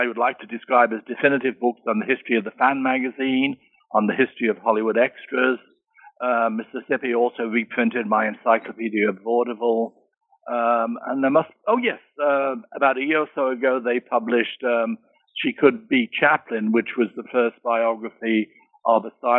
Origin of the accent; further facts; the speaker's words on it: Birmingham, West Midlands, United Kingdom; born there; I was born in Birmingham, England.